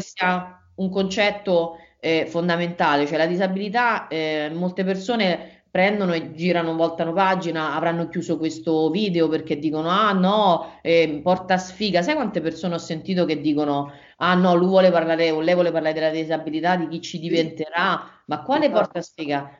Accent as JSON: {"language": "Italian", "town": "Rome", "region": "Lazio", "country": "Italy", "said": "io abitavo, sono di Roma, abitavo a Roma"}